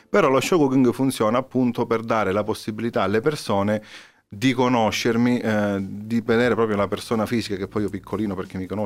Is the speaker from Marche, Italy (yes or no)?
no; Calabria, Italy; siamo calabresi.